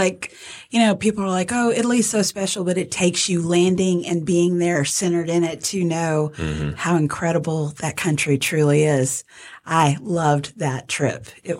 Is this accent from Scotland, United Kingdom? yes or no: yes; Scotland, United Kingdom; I'm Scottish, so I appreciate that.